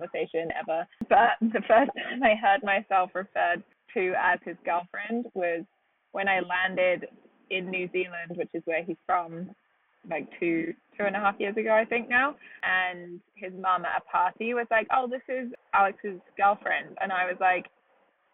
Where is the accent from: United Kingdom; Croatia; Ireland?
United Kingdom; moved away as an adult; now in New York, United States; I'm British originally, and I moved here about 5.5 years ago.